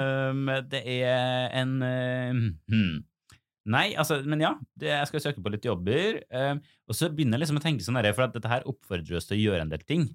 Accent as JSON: {"language": "Norwegian", "town": "Trondheim", "region": "Trøndelag", "country": "Norway", "moved": "yes", "said": "på mitt soverom hjemme i Trondheim"}